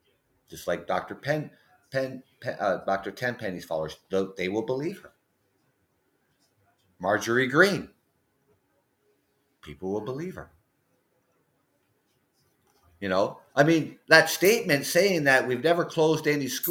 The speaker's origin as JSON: {"language": "English", "town": "London", "region": "Ontario", "country": "Canada", "said": "I am from London, Ontario, Canada"}